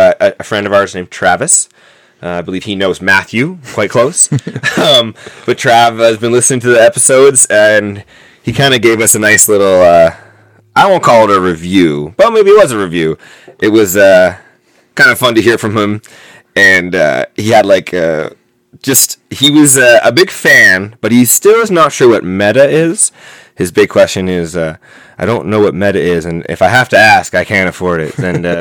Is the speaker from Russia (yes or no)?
no; Canada; We are from Canada